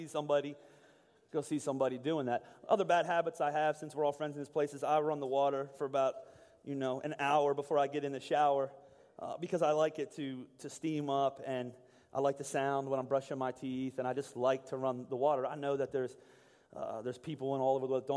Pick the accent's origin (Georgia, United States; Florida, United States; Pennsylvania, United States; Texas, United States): Pennsylvania, United States; Boyertown; also born or lived in Pittsburgh; I was born in Boyertown, or lived in Boyertown my whole life, born in Pittsburgh.